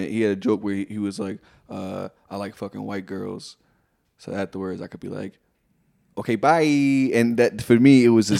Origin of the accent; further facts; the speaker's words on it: Jamaica; and I'm Jamaican.